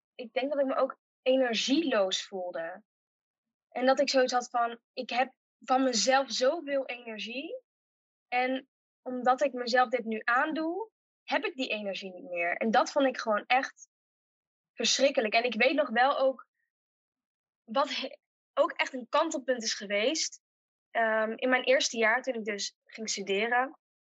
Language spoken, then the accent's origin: Dutch; Uden, North Brabant, Netherlands; also born or lived in Tilburg; geboren en getogen in Uden